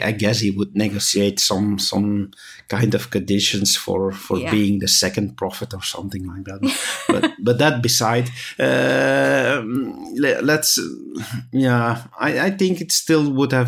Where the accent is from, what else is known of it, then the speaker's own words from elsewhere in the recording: Belgium; we're from Belgium